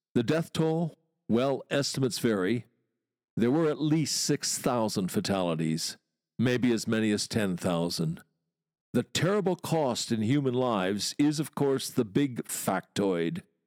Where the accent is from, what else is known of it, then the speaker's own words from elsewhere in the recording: Wisconsin, United States; moved away as an adult; now in London, United Kingdom; Growing up in Wisconsin, twenty years there